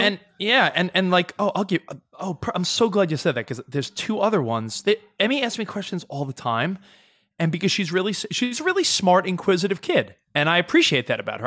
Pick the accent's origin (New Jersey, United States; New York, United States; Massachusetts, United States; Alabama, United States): New York, United States; moved away as an adult; now in Los Angeles, United States; I lived in New York thirty-five years of my life. I've been out in Los Angeles seven years. I know I'm forty-two.